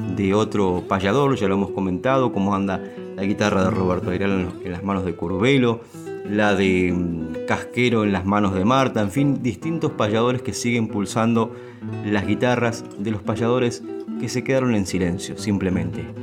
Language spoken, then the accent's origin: Spanish; San Vicente, Buenos Aires Province, Argentina; en mi pueblo, en San Vicente